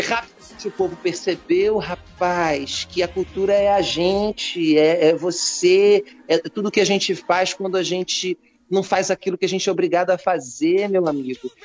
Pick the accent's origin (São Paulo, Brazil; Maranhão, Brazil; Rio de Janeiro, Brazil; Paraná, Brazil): Rio de Janeiro, Brazil; eu sou carioca